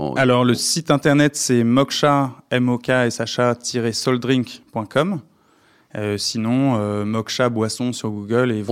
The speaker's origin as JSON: {"language": "French", "country": "France", "said": "je suis français"}